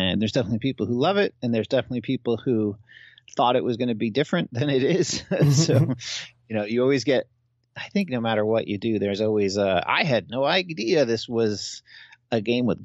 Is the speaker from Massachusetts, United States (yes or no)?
yes; Massachusetts, United States; moved away; also born or lived in Chicago / Seattle; I'm originally from East Coast, Massachusetts